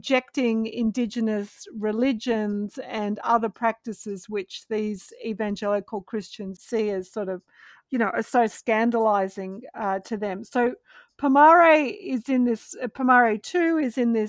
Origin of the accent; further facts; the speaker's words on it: Australia; now in United States; I'm an Australian living in the US